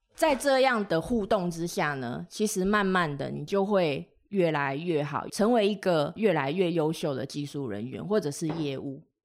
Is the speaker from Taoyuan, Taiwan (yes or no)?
no; Tainan, Taiwan; 我是台南人，所以我台语应该算是OK